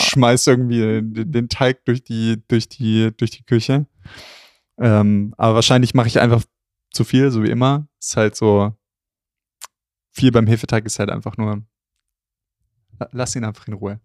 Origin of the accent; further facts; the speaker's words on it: Southern Germany, Germany; bei uns im Süden